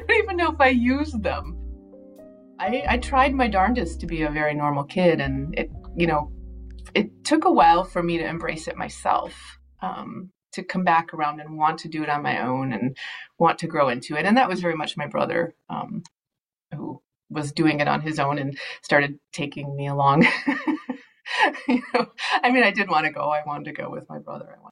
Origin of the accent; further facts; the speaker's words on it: Minnesota, United States; also born or lived in the Midwest / the West / Latin America; I am definitely a Minnesotan.